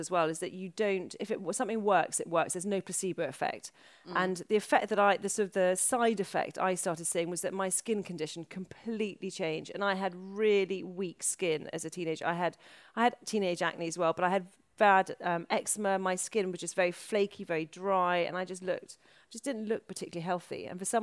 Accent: Wales, United Kingdom; moved away; I'm from Wales.

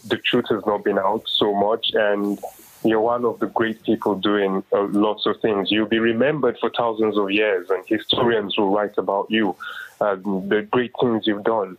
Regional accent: Nigeria; moved away as an adult; now in Moscow, Russia; I'm from Nigeria, by the way

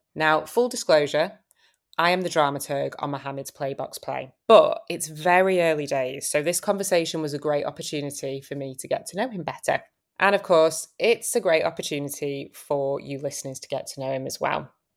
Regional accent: Manchester, North West England, United Kingdom; moved away; also born or lived in London; I'm originally from Manchester, but I moved back about five years ago

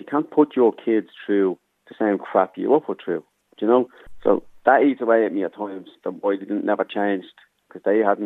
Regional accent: Dublin, Leinster, Ireland; also born or lived in Germany / London / Coolock, Dublin; Born in Darndale, so I was back 82, so grew up in Darndale as a young kid.

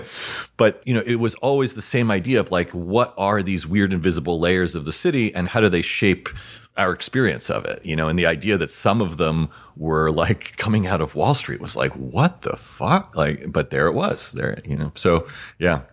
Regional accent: New York City, New York, United States; I, I grew up in New York City

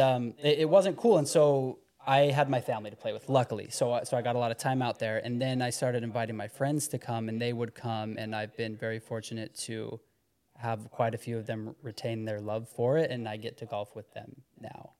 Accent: Heber City, Utah, United States; I'm from Heber City.

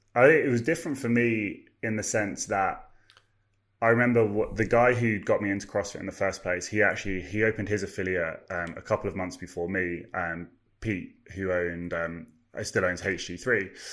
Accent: Farnham, South East England, United Kingdom; also born or lived in London; back in my hometown

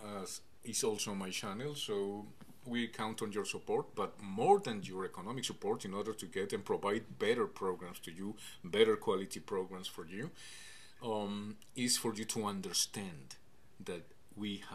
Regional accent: Canada; as a Canadian, as a candidate for prime minister

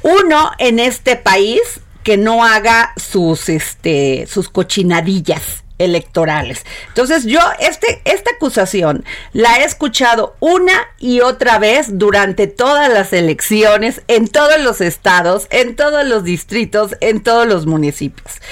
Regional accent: Vega de la Torre, Veracruz, Mexico; soy veracruzana y conozco las zonas

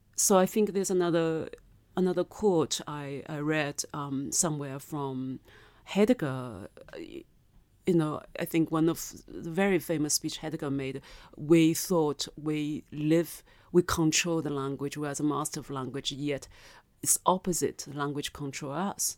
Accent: China; first language Mandarin; English is a second language; moved away as an adult; also born or lived in Germany / Paris / Switzerland; now in United Kingdom; legally I'm British, but biologically I'm, I'm Chinese.

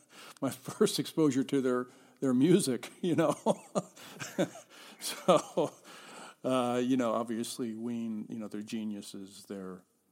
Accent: Mount Ephraim, New Jersey, United States; I'm from Camden, New Jersey. I'm actually from a town right next to Camden, New Jersey, called Mount Ephraim, and Camden is right across the river from Philadelphia.

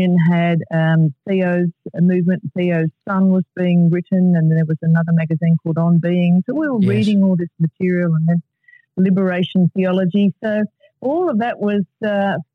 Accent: Melbourne, Victoria, Australia; I grew up in Melbourne

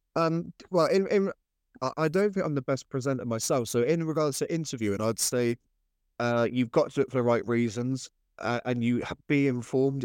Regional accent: Cornwall, South West England, United Kingdom; I grew up in Cornwall

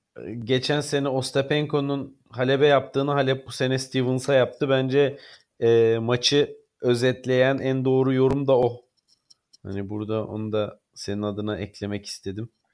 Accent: Stuttgart, Baden-Württemberg, Germany; moved away; Stuttgart ki benim doğduğum şehirdir

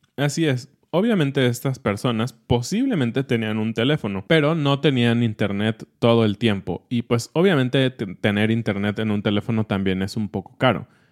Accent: Mexico; somos mexicanos

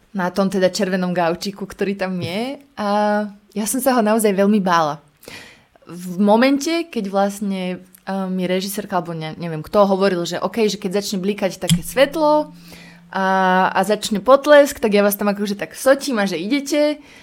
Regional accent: Prievidza, Trenčín Region, Slovakia; moved away; also born or lived in Bojnice; ja predtým som žila v prievidzi úplne šťastná, ja som vyrastala na Zapotvočkoch

